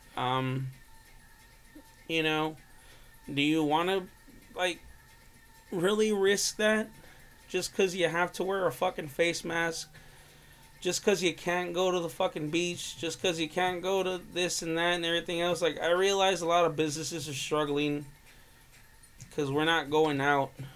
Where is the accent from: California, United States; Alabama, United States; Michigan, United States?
California, United States